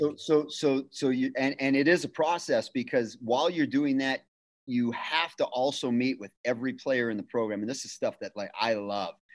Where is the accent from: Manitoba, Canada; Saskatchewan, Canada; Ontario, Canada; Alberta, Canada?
Manitoba, Canada; Winnipeg; moved away as an adult; also born or lived in Ridgecrest, California / Fontana, California; now in California, United States; I moved back to my hometown uh, of Winnipeg